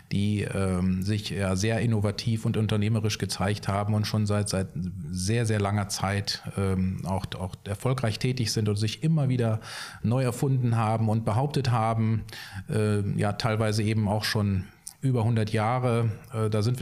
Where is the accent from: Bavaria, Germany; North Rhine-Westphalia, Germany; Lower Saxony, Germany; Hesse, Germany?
North Rhine-Westphalia, Germany; Gütersloh; ich komme aus Gütersloh und ähm, habe Betriebswirtschaft studiert in Stuttgart